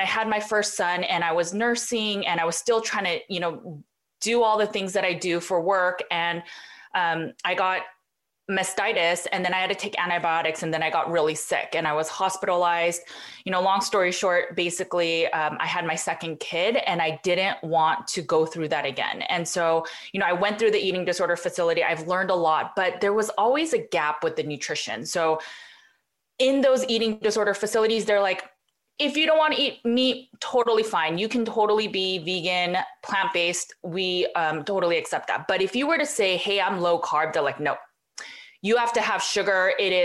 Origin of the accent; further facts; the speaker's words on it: Los Angeles, California, United States; also born or lived in Berkeley; I grew up in Los Angeles and then I went to Berkeley.